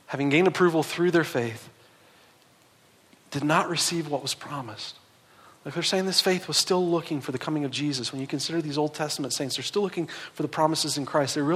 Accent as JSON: {"language": "English", "region": "East Coast", "country": "United States", "said": "Uh, I'm from the East Coast. When I moved out here, the mountains, man. Seeing the mountains just blew me away."}